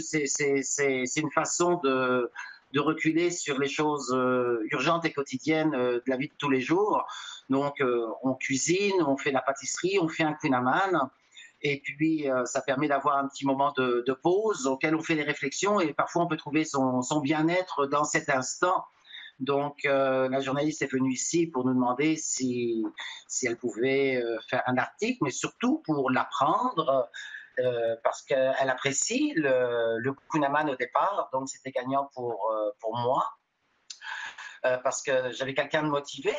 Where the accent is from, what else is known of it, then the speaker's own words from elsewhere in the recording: Normandy, France; now in Montreal, Canada; je suis de Normandie